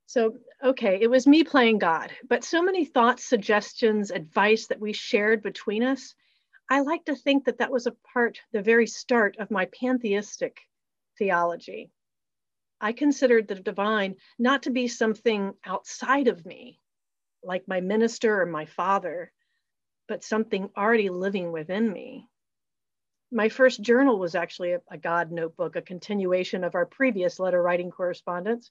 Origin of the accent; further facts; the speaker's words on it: a small town in Virginia, United States; I was brought up in the Episcopal Church in a small town in Virginia